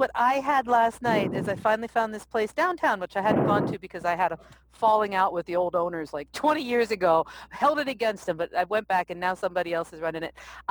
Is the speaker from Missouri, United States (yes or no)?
no; New Jersey, United States; I'm from Jersey Exit 2.